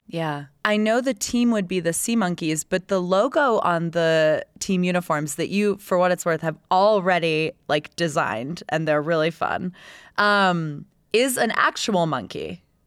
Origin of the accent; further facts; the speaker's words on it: Tampa, Florida, United States; moved away; I grew up in Tampa Bay